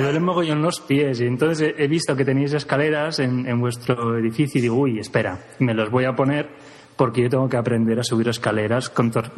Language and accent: Spanish; Girona, Catalonia, Spain; now in Granada, Spain; no soy exactamente de Granada, soy de Gerona, de Girona